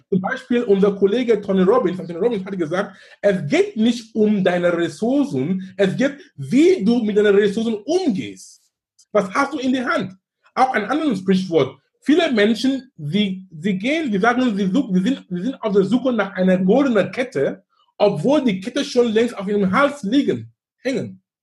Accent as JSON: {"language": "German", "country": "Cameroon", "moved": "yes", "lives_now": "Germany", "said": "in Kamerun, wo ich herkomme"}